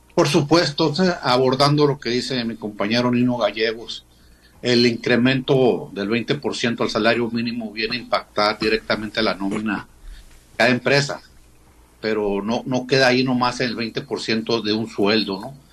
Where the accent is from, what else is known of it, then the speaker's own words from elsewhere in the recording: Mexico; como mexicanos